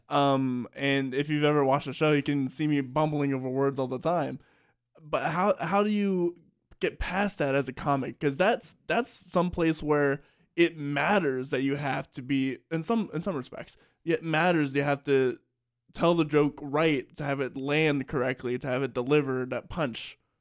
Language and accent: English; Salisbury, Maryland, United States; being from Salisbury, Maryland